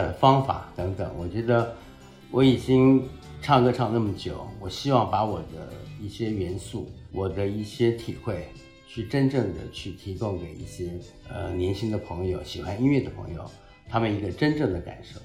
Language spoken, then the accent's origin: Chinese; Taichung, Taiwan; 出生在台湾的中部叫台中市